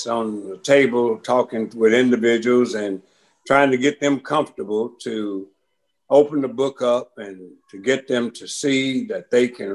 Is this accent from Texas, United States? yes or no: yes; Beaumont, Texas, United States; I was born in Beaumont, Texas. One of 10 children. I'm number 4. And the area I came up